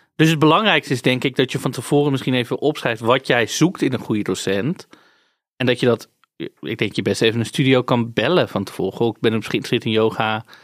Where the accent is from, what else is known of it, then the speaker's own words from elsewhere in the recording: Amsterdam, North Holland, Netherlands; Ik ben daar geboren getogen. Ik heb daar niet gekozen om te wonen, hè? Is gewoon waar ik vandaan kom.